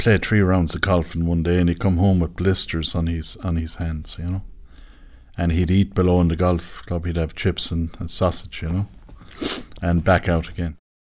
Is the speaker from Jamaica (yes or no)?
no; Thurles, Tipperary, Ireland; I come from Thurles in County Tipperary.